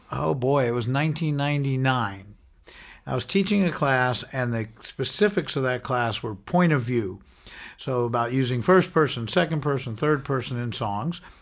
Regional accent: New York, United States; now in San Francisco, United States; growing up in New York

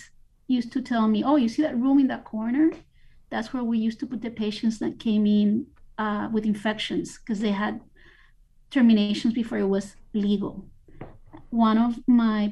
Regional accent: Puerto Rico; now in Miami, United States; I was born in Puerto Rico

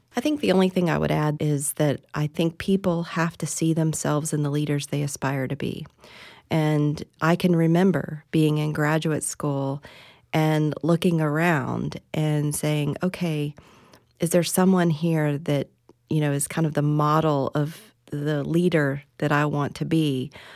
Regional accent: West Virginia, United States; moved away as an adult; also born or lived in Tennessee; now in Florida, United States; I'm originally from West Virginia

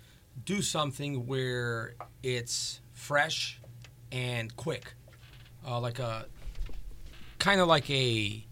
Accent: Crown Point, Indiana, United States; I'm from Crown Point.

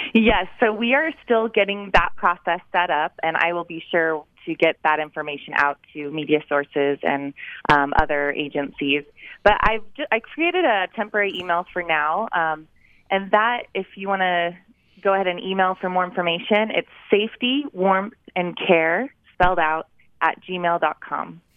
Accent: Cache Valley, Utah, United States; I am from Cache Valley

